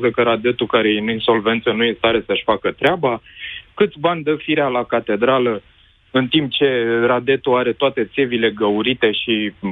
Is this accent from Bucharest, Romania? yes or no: yes; Bucharest, Romania; Bineînțeles, și din București.